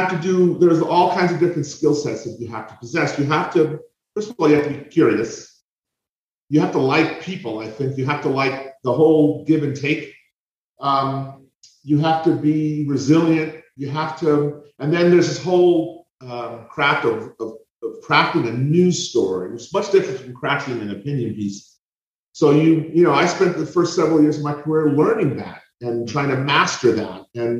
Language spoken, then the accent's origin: English; San Jose, California, United States; moved away as an adult; now in Sacramento, United States; I worked at the San Jose Mercury News, my hometown paper, in its heyday back in the late 80s.